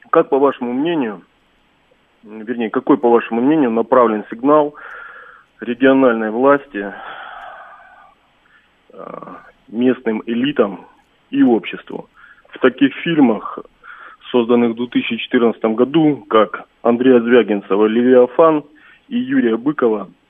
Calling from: Stavropol, Stavropol Krai, Russia

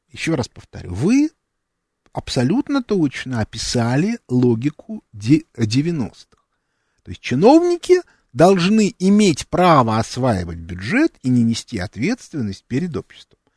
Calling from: Perm, Perm Krai, Russia; Пермь. Я вопрос такой.

